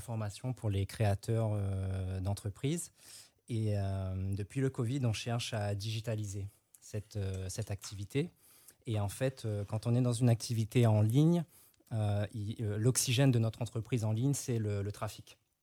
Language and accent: French; Réunion; now in Martinique; Moi, je suis de La Réunion, je vis en Martinique